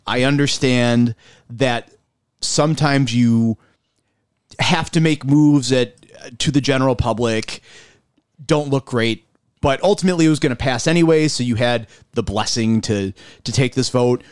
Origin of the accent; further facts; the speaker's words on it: Buffalo, New York, United States; I'm from South Buffalo originally